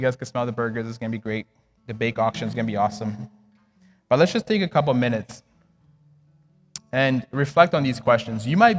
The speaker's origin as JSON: {"language": "English", "country": "DR Congo", "tie": "born or raised there", "said": "I was born and raised in Congo. And back then, like, we had family prayer every single night."}